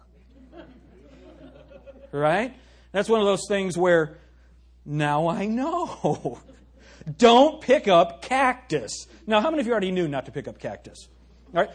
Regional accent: United States; we as American Christians

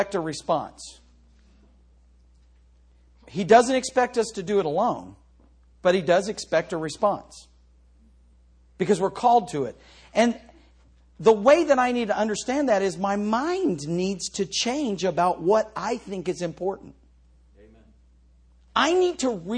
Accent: United States; I know I'm an American. I wasn't a person fleeing to America

